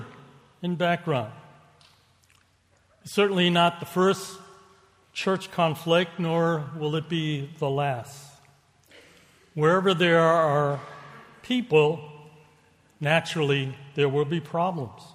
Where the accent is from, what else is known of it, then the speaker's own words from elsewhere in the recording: Boston, Massachusetts, United States; accent: Boston; I was born and raised in Boston. Now, some people say I still speak with an accent. Not a Chinese one, but a Boston one